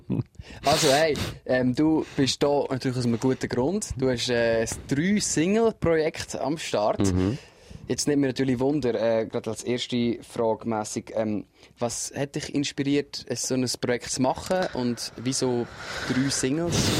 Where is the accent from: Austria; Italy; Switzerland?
Switzerland; bei uns in der Schweiz